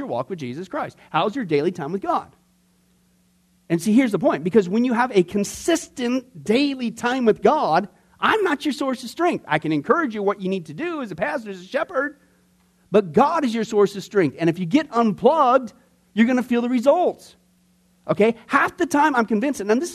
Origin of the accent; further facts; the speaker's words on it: Midwest, United States; growing up in the Midwest